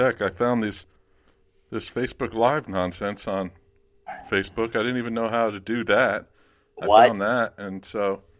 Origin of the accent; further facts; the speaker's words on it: New Jersey, United States; Where I grew up, it's my county jail.